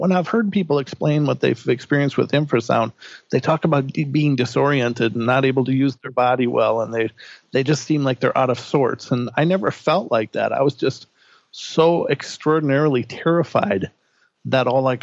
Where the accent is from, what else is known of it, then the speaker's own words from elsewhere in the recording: Minnesota, United States; moved away as an adult; now in Idaho, United States; I'm from Minnesota